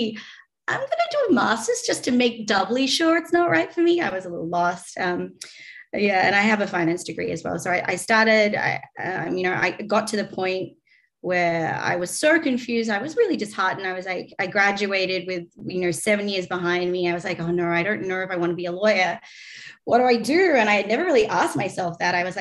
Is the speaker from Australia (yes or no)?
yes; Australia; accent: Australian; moved away; Australian, if you can't tell from my accent